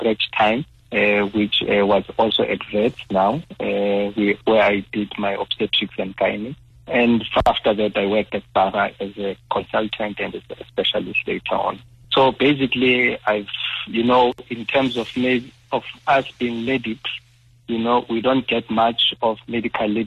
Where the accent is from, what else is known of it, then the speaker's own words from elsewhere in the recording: Soweto, Gauteng, South Africa; growing up in Soweto